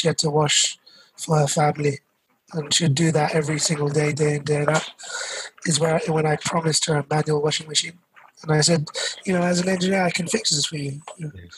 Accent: London, United Kingdom; Born and brought up in London, Southall, where I feel like a lot of the Sikh community in the world are from

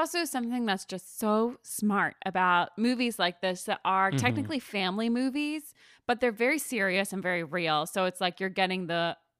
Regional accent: Philadelphia, Pennsylvania, United States; I'm also from Philadelphia

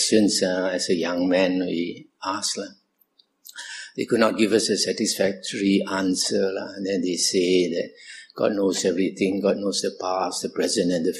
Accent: Kuala Lumpur, Malaysia; I was born in Kuala Lumpur, 1947. I grew up in Kuala Lumpur.

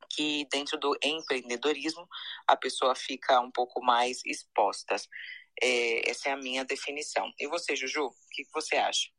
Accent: Brazil; sou brasileira também

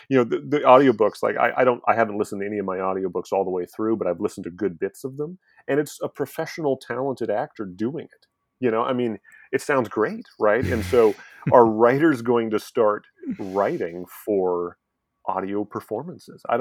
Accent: St. Louis, Missouri, United States; St. Louis, Missouri.

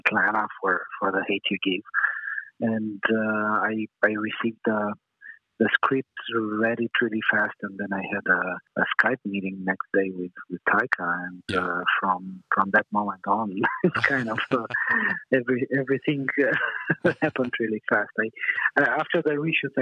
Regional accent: Romania; moved away; I'm originally from Romania

